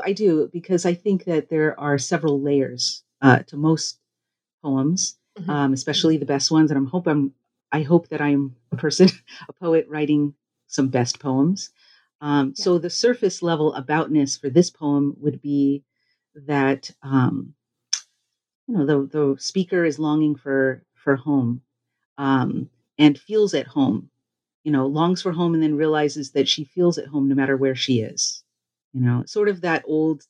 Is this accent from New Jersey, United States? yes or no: no; Los Angeles, California, United States; around the place where I grew up in California, the Los Angeles beachside area